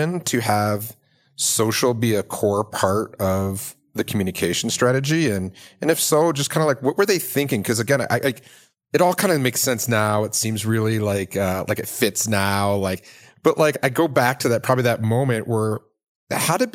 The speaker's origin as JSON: {"language": "English", "area": "outside of Detroit", "region": "Michigan", "country": "United States", "tie": "born or raised there", "moved": "yes", "lives_now": "Boulder, United States", "said": "I'm from the Midwest. I'm from, you know, grew up in outside of Detroit"}